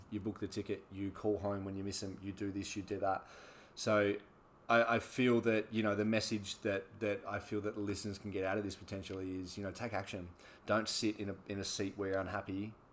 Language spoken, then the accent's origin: English; Australia; like I obviously was born in Australia and grew up in Australia